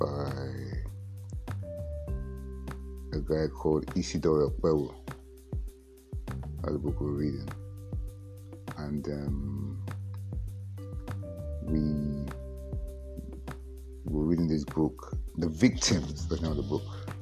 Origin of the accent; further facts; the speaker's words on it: England, United Kingdom; also born or lived in Warri / Port Harcourt; Not really, I grew up in England. I went to the Niger Delta. I then moved to between Warri and Port Harcourt.